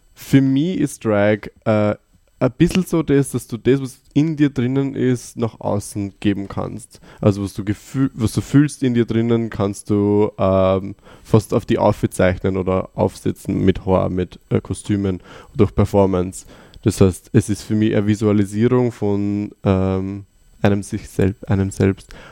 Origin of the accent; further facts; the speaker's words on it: Upper Austria, Austria; now in Vienna, Austria; ich komme aus Oberösterreich, originally